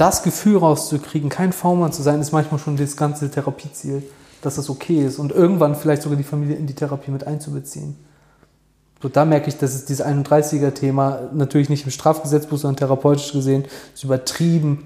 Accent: Germany; bei uns in Deutschland

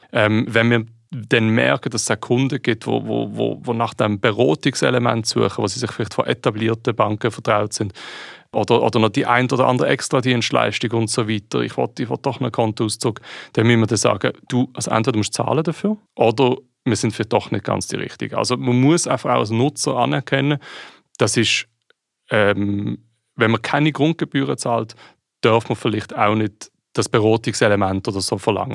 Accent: Switzerland; ich als Schweizer

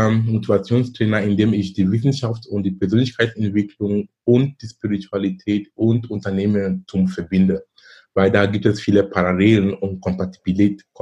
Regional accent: Cameroon; moved away as an adult; now in Germany; Ich komme ursprünglich aus Kamerun. Ich lebe in Deutschland seit fast 20 Jahren. Bin damals gekommen wegen Studium

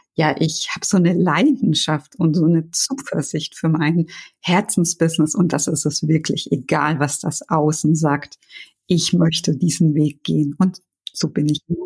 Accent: Germany; Deutschland ist ja doch meine Heimat

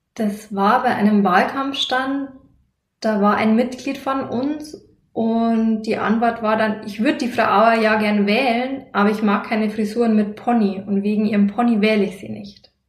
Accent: Lower Bavaria, Germany; bei uns hier in Niederbayern

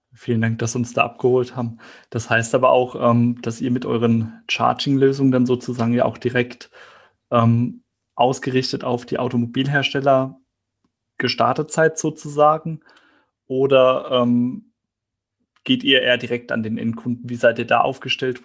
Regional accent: Heidelberg area, Baden-Württemberg, Germany; ich komme aus dem Heidelberger Raum

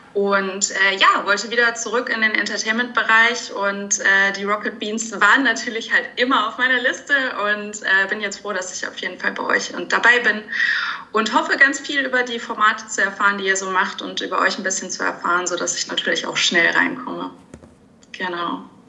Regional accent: Germany; moved away as an adult; also born or lived in Bremen / Munich; now in Hamburg, Germany; ich komme aus der Nähe von Bremen, aus äh, einer relativ kleinen Stadt, die vermutlich äh, keinem jetzt was sagen wird

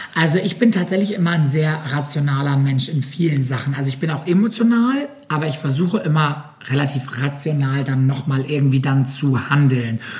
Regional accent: Germany; bei uns in Deutschland

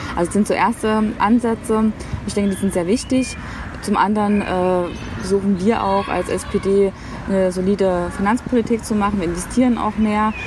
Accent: Thuringia, Germany; also born or lived in Potsdam / Berlin; zurück in mein Heimatbundesland zu gehen

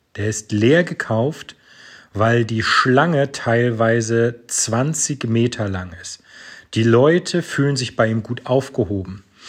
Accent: Northern Germany, Germany; an so Wörtern wie wir schnacken, erkennst du schon, ich komme aus dem Norden Deutschlands

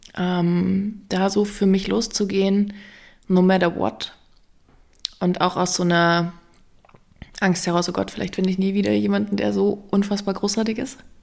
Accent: East Germany, Germany; Ich bin ein DDR-Ostkind

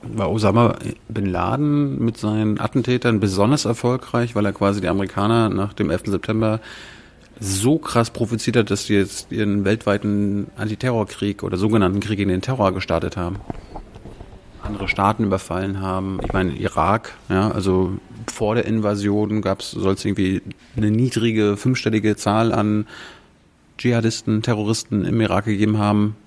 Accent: Germany; wir sind in Deutschland, wir sind Deutsche

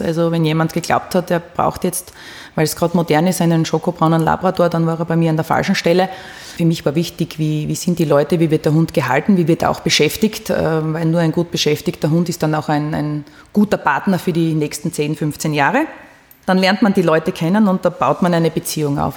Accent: Austria; als Österreicherin

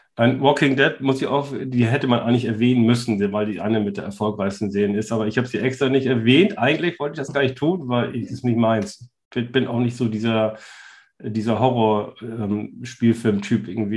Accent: Northern Germany, Germany; als Norddeutscher

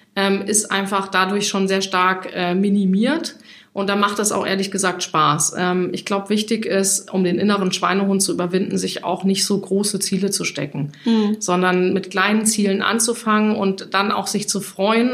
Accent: Hesse, Germany; born or raised there; moved away as an adult; now in Hamburg, Germany

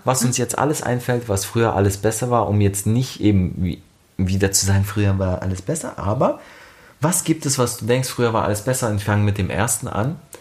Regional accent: Germany; bei uns in Deutschland

